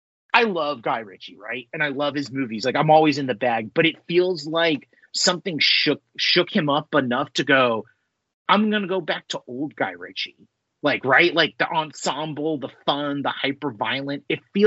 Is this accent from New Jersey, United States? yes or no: no; California, United States; accent: California; I have my California accent, which is very kind of like, it's what all the Hollywood stars speak.